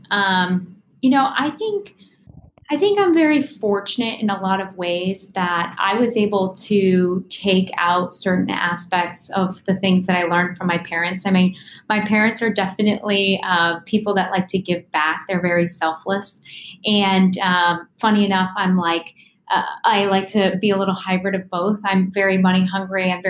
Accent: Ghana; also born or lived in Bolivia / West Africa; I was born in Bolivia and I grew up overseas my whole life. So, um, you know, raised in West Africa and Ghana. And um, we moved about every three years of my life.

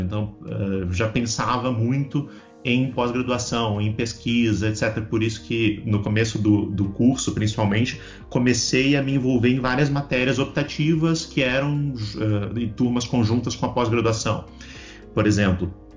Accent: Balneário Camboriú, Santa Catarina, Brazil; moved away as an adult; now in Brasília, Brazil; Eu não sou de Brasília, eu sou de, de Balneário Camboriú, em Santa Catarina

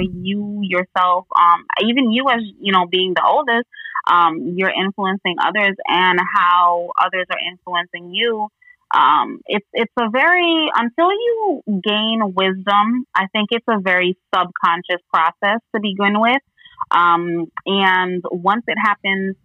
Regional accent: U.S. Virgin Islands; now in Florida, United States; I am from the U.S. Virgin Islands. I'm from St. Croix.

